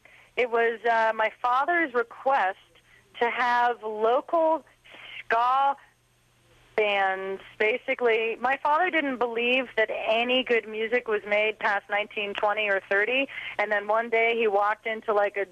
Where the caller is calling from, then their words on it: Seattle, Washington, United States; And can you believe I'm calling you from the Grunge Estate of Seattle, Washington